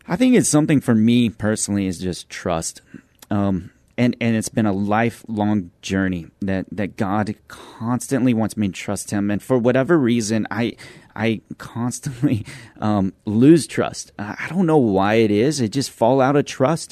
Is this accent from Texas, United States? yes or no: yes; Midland, Texas, United States; moved away as an adult; now in San Antonio, United States; we're from Midland, Texas.